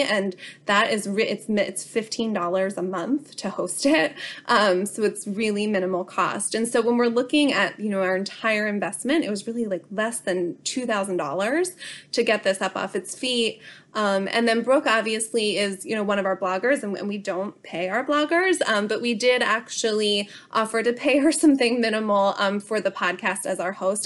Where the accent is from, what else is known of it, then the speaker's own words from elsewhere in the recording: Bucks County, Pennsylvania, United States; I am a local of Bucks County, so, so born and raised here in my hometown